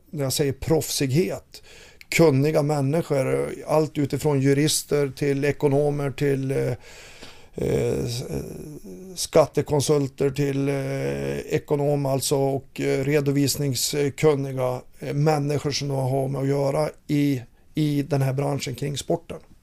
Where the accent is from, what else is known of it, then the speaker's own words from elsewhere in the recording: Fränsta, Västernorrland County, Sweden; moved away; Jag jagar älg i mina hemtrakter uppe i Fränsta